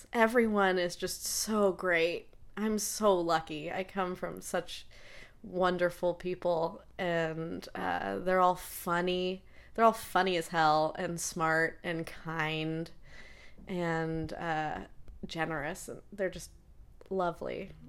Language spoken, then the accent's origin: English; England, United Kingdom; also born or lived in United States; I was not born there. I moved to England when I was 3 years old.